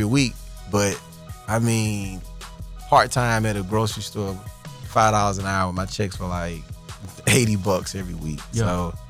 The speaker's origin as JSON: {"language": "English", "town": "Fairfield", "region": "Alabama", "country": "United States", "tie": "born or raised there", "also_born_or_lived": "Montgomery, Alabama / Ohio", "said": "I was born there, and I lived there for about a year from what my folks told me. Then I moved to Ohio. And I don't remember that much either from there. And then from Ohio down to back to Birmingham."}